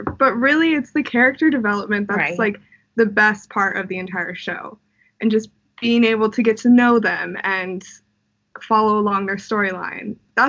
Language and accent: English; Las Vegas, Nevada, United States; I'm also born and raised in Las Vegas.